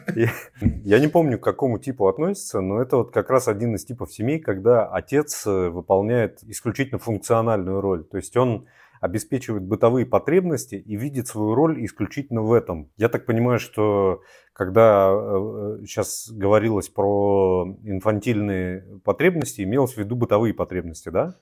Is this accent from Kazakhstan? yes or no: no; Siberia, Altai Krai, Russia; в нашем, вот, Алтайском крае, откуда я родом, и с, в Сибири